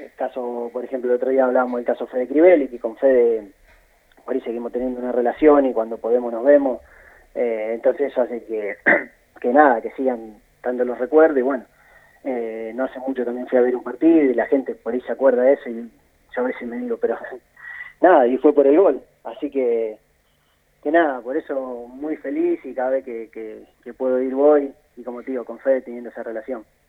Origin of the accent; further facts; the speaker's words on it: Junín, Buenos Aires Province, Argentina; also born or lived in Chile / Colombia; yo soy de Junín y ya me instalé en Junín